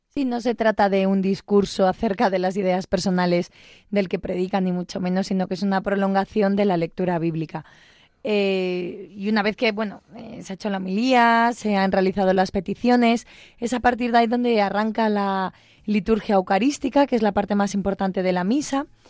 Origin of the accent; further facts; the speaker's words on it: Galicia, Spain; una zona de Galicia, en mi pueblo, en una aldeita